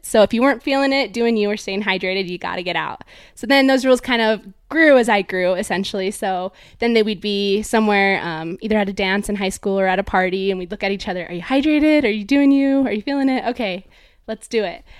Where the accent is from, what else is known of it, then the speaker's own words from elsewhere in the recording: Draper, Utah, United States; also born or lived in California; I was born in California, and I moved to Draper, Utah, where I grew up with my family